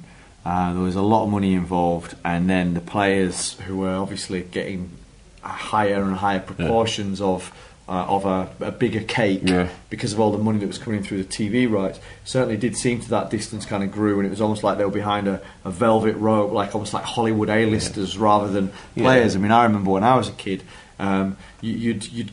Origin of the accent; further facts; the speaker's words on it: Yorkshire and the Humber, United Kingdom; as a Yorkshireman